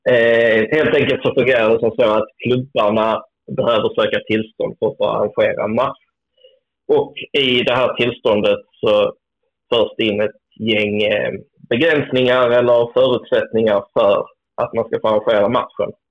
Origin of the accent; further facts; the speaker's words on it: Helsingborg, Skåne, Sweden; Jag är ju helsingborgare så det gick inte så bra för oss.